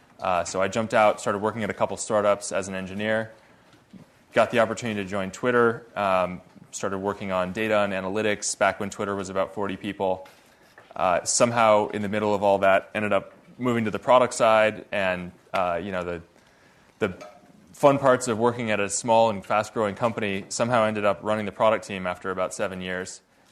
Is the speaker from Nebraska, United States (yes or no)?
no; Redmond, Washington, United States; So, well, I grew up in Redmond, home of Microsoft